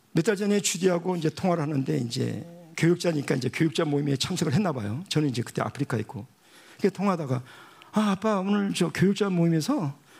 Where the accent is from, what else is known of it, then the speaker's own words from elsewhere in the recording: Busan, South Korea; moved away; 제가 부산에서 태어났거든요